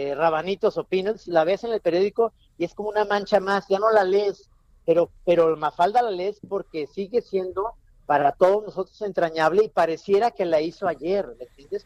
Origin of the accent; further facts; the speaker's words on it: Guadalajara, Jalisco, Mexico; soy tapatío